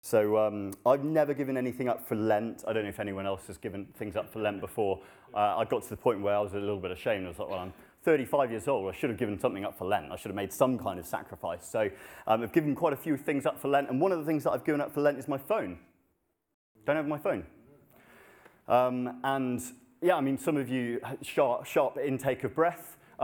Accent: Kathmandu, Bagmati, Nepal; moved away; Many of you will know I grew up in Nepal. I lived there for 10 years, and it's a Hindu country.

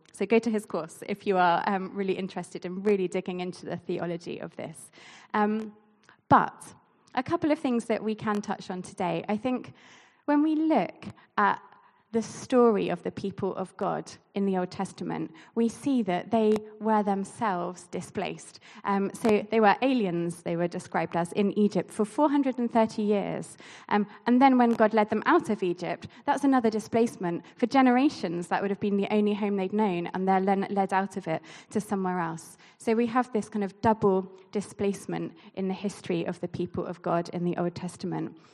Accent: Basingstoke, South East England, United Kingdom; moved away; I grew up here in Basingstoke

